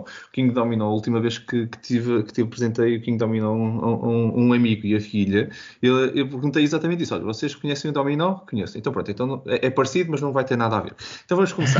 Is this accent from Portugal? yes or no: yes; Porto, Norte, Portugal; eu sou do Porto